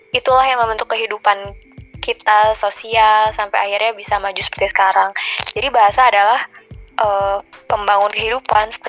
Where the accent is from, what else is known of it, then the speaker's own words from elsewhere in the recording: Bandung, West Java, Indonesia; sebagai Duta Bahasa Jawa Barat 2020. Aku berasal dari kota Bandung dan sekarang berkuliah di Institut Teknologi Bandung di semester 7.